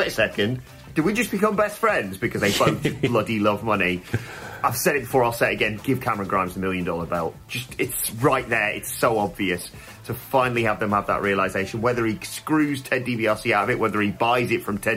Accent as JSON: {"language": "English", "country": "United Kingdom", "said": "We're British"}